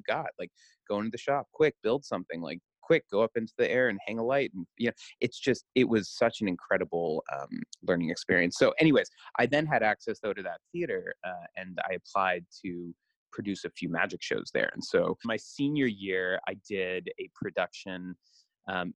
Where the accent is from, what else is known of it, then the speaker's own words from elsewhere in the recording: the Northwest, Pacific Northwest, United States; I'm from the Northwest